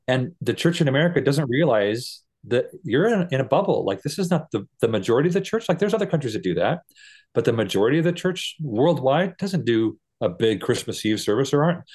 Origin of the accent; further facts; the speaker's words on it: United States; moved away; also born or lived in Costa Rica; as an American church person